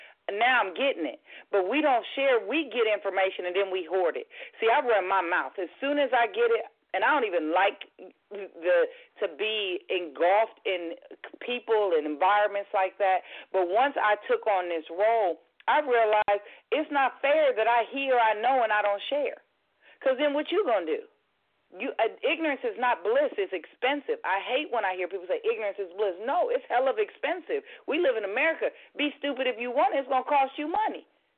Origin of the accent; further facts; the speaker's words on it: Indiana, United States; I had Pence for governor. I'm from Indiana.